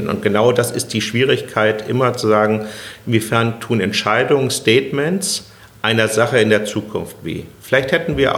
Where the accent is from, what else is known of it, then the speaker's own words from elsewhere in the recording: Berlin, Germany; Also da, wenn, da freut wenn man sich was, als Berliner.